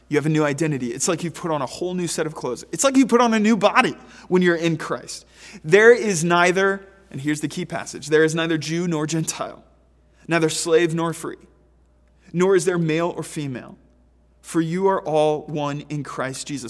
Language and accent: English; Pennsylvania, United States; a resident of Pennsylvania